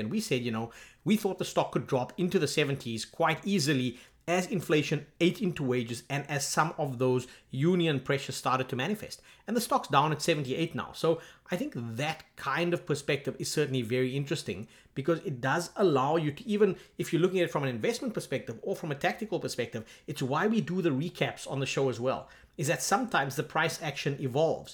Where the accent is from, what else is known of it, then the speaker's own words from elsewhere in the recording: South Africa; I'm from South Africa